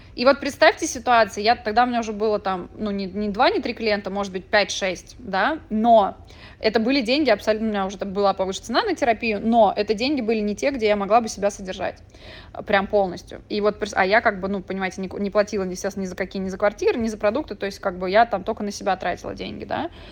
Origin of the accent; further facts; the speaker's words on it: Moscow, Russia; moved away as an adult; also born or lived in Mexico; я родилась в Москве и выросла